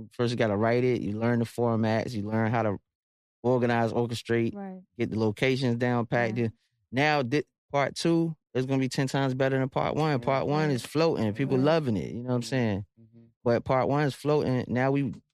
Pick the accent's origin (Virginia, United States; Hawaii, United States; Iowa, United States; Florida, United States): Virginia, United States; I'm from Virginia